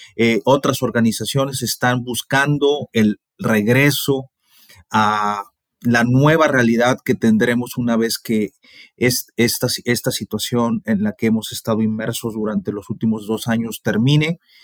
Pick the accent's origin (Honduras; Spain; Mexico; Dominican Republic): Mexico; nosotros los mexicanos